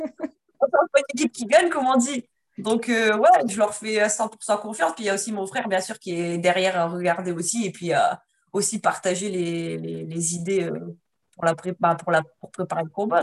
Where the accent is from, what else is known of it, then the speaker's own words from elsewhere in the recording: France; je suis française